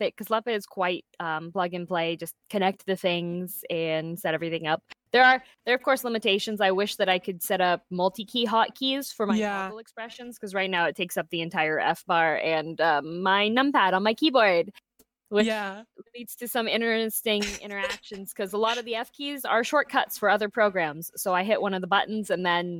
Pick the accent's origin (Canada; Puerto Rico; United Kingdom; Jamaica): Canada; I am a Canadian 3D VTuber